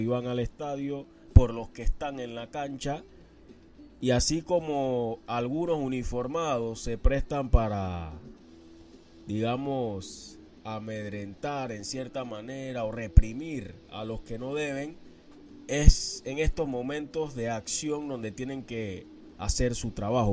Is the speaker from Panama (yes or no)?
yes; Panama; Somos panameños